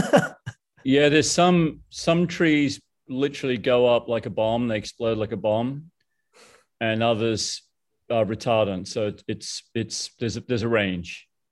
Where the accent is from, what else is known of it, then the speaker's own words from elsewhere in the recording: Brisbane, Queensland, Australia; moved away; I grew up in Brisbane.